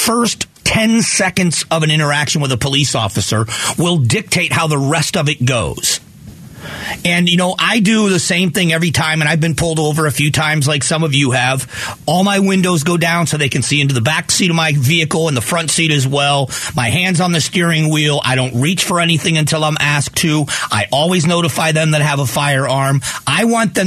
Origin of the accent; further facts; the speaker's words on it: Fort Myers, Florida, United States; my hometown where I grew up in Fort Myers, Florida